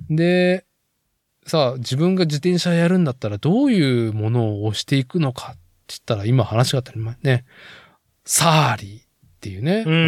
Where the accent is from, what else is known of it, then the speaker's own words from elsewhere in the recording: Nagoya, Aichi, Japan; 僕が生まれ育った名古屋市森山区のね